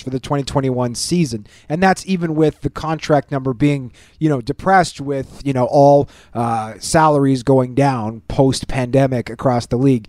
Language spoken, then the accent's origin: English; Winnipeg, Manitoba, Canada; Growing up in Winnipeg